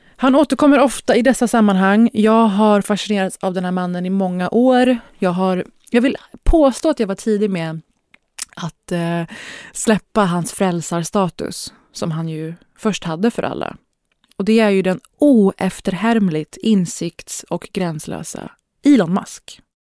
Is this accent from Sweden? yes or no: yes; Sweden; Här har man behövt argumentera för att man är svensk i 30 år. Som då halvsvensk, halvpersisk, brun, stornäst person